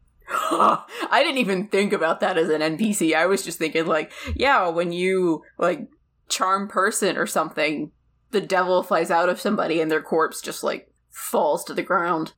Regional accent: United States; also born or lived in Ireland; I'm an American

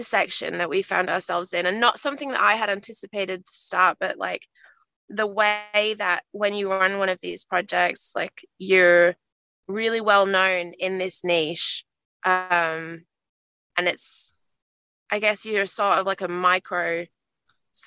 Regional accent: Australia; I've been referred to as some Australian wife

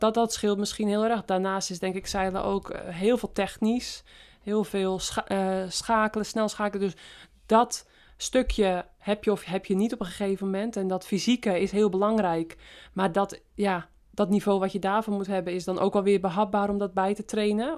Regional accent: West-Friesland, North Holland, Netherlands; moved away as an adult; also born or lived in Apeldoorn; mijn roots liggen natuurlijk in West-Friesland. Eh, eerst de 28 jaar gewoond van mijn leven en nu sinds, sinds drie jaar ook weer.

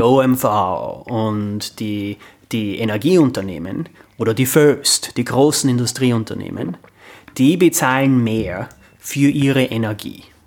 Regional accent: Amstetten, Lower Austria, Austria; moved away as an adult; now in New York, United States; ich bin in Amstetten aufgewachsen

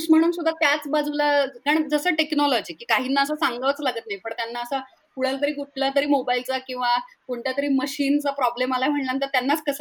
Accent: Pune, Maharashtra, India; हो मी पुण्याचीच आहे

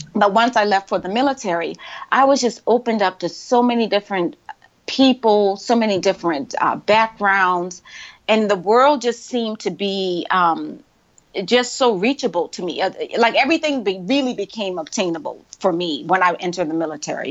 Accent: Charleston, South Carolina, United States; moved away; I was born and raised in Charleston. I went to uh, public schools in Charleston

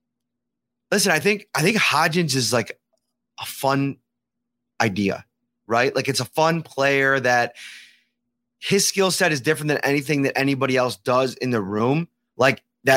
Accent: Buffalo, New York, United States; Ryan and I actually both grew up. We're locals, right? We grew up in Buffalo

